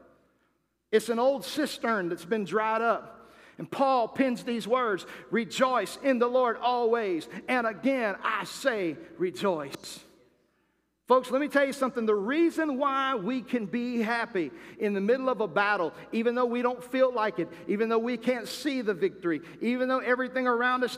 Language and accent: English; United States; As American people and as Christians